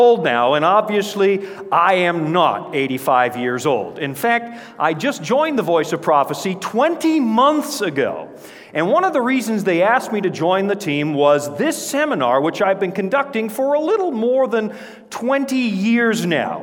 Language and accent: English; Canada; moved away; Born and raised up near the Yukon border